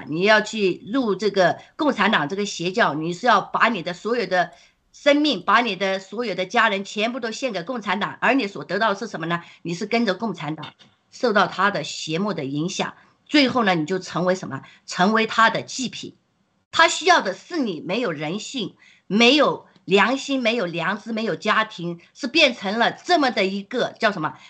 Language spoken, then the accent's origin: Chinese; Guangdong, China; 其实我我老家也是在广东，那就是我的那个呃。呃，当然了，我父母他们是非常的洗脑的啦，就是不相信这些。但是呢，在那个呃潮汕那地方呢，就是在这些宗教啊，还有这个敬万神万福啊这些方面是非常非常浓厚的。